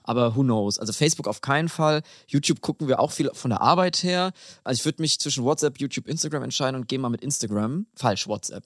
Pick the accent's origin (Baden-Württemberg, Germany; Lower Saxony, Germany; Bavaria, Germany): Bavaria, Germany; in Bayern, wo ich herkomme